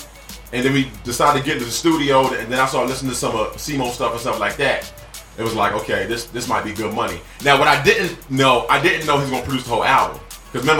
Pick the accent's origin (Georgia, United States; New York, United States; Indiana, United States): New York, United States; As a New Yorker